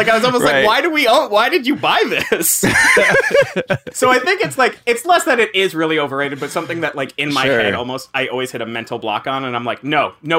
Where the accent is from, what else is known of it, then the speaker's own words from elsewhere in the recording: South Florida, United States; now in New York, United States; I grew up in South Florida, though.